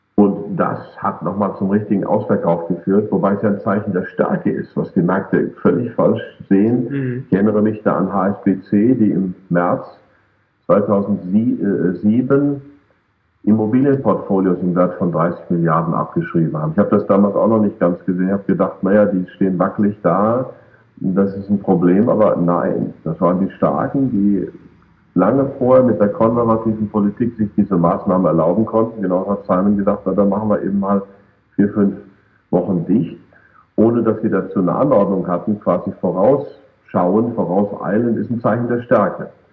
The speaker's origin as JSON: {"language": "German", "country": "Germany", "said": "wir Deutschen"}